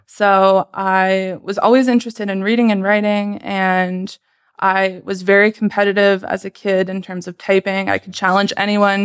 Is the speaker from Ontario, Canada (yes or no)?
yes; Sarnia, Ontario, Canada; moved away as an adult; also born or lived in Romania / Waterloo; now in Toronto, Canada; once I came over to Canada, I grew up mostly in Sarnia